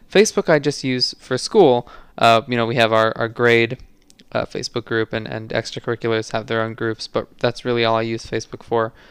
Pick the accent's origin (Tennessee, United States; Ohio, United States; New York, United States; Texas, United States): New York, United States; New York City; It only says I'm from New York City